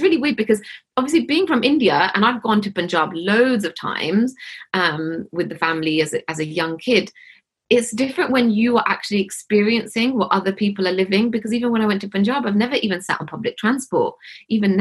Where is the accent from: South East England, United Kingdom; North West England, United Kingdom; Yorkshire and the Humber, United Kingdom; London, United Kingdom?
London, United Kingdom; Hounslow; I grew up in Hounslow in West London